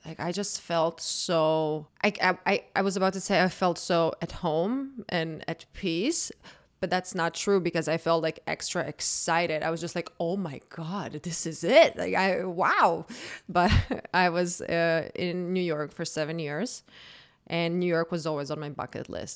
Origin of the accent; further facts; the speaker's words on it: Zagreb, City of Zagreb, Croatia; moved away; born and raised in Croatia, I grew up there. I'm a hundred percent Croatian.